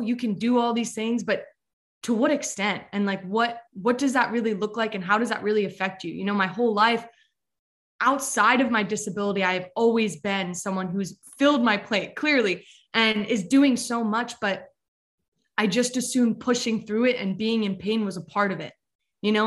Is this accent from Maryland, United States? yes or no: yes; Westminster, Maryland, United States; I'm from Westminster, Maryland